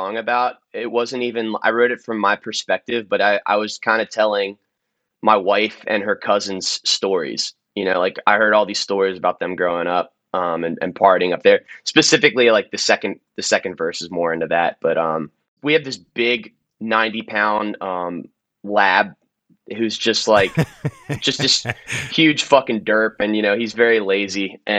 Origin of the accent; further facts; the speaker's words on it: Maryland, United States; I'm from Maryland